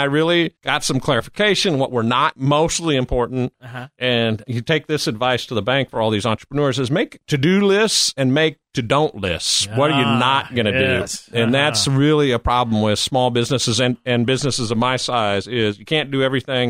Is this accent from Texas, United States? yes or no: no; Nebraska, United States; now in Austin, United States; Well, I mean, I think what I got most important is I met my lovely wife in Nebraska.